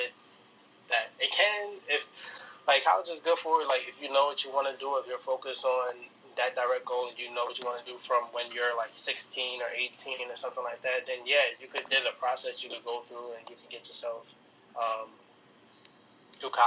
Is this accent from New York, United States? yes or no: yes; New York City, New York, United States; I was born and raised in Harlem, in New York